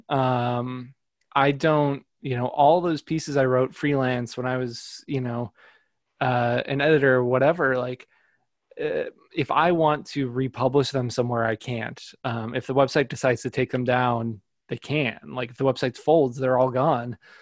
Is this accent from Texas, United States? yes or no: no; northwest Indiana, United States; i grew up in uh, northwest indiana